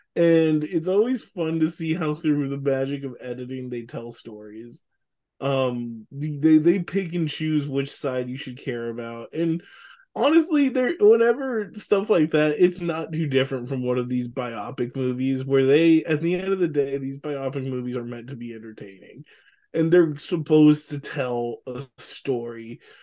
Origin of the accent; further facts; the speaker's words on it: Richmond, California, United States; you and I grew up in Richmond in the nineties